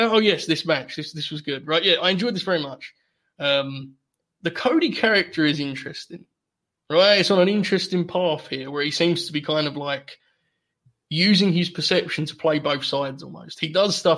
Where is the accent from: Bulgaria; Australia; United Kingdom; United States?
United Kingdom; England; as an Englishman